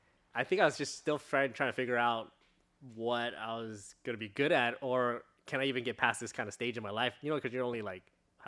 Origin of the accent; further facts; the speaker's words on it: Long Beach, California, United States; I was born here, pretty much, in California, Long Beach. And then I pretty much stayed in OC the whole time.